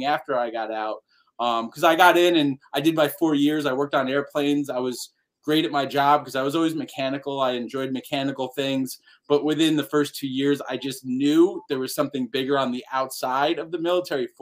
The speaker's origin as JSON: {"language": "English", "region": "Northern New Jersey", "country": "United States", "tie": "born or raised there", "said": "I grew up in New Jersey, Northern New Jersey"}